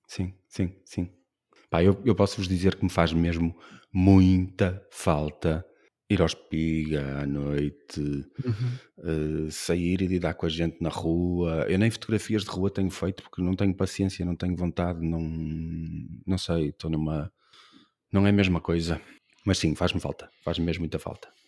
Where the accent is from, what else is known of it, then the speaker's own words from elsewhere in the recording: Braga, Norte, Portugal; now in Porto, Portugal; eu também nasci em Braga